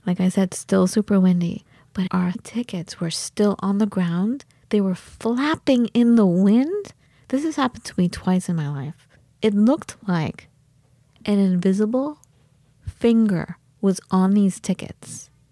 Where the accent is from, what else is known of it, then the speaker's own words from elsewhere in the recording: California, United States; moved away; also born or lived in Wisconsin; I'm from California